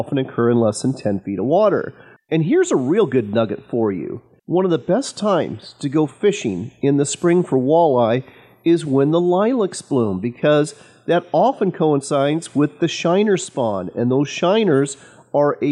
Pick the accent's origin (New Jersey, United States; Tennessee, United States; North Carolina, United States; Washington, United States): Washington, United States; my home state of Washington